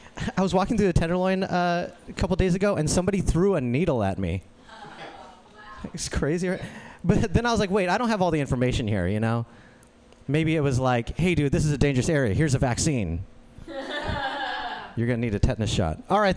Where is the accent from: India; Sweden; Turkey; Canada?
India; I'm Indian, but I don't look like the rest of my family.